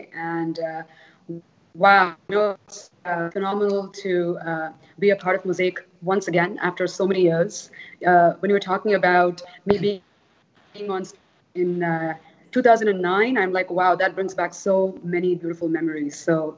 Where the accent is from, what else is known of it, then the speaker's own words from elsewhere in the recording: Toronto, Ontario, Canada; also born or lived in Charleston / California; now in Dubai, United Arab Emirates; I used to live in Canada. I am Canadian. I was based in Toronto for some time.